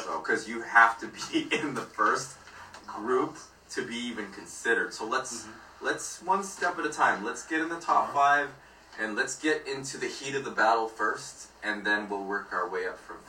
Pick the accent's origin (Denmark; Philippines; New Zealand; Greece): Philippines; because we're both Filipino.